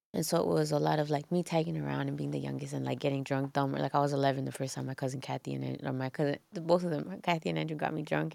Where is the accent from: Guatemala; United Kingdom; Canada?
Canada; Toronto, Ontario; I was born in Toronto